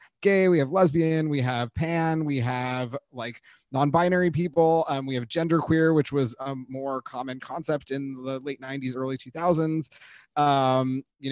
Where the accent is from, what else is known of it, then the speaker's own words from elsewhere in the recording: Los Angeles, California, United States; my own teen experience in the 90s growing up in Los Angeles